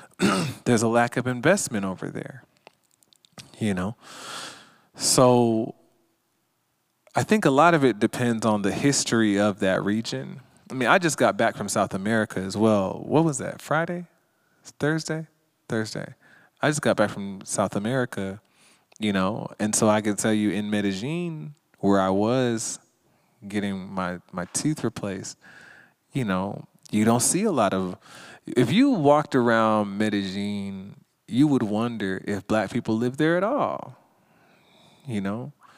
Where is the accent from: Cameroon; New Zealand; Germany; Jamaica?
Jamaica; now in Los Angeles, United States; Now, we don't know what the Confederate flag is because we're from Jamaica. So we just put up the Jamaican flag.